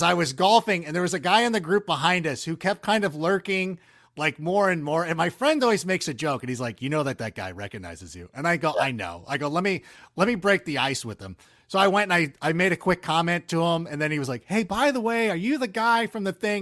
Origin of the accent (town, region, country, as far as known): Southern California, United States; born or raised there; also born or lived in Chicago